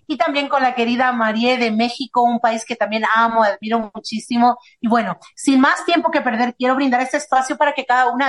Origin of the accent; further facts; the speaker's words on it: Paraguay; soy de Paraguay.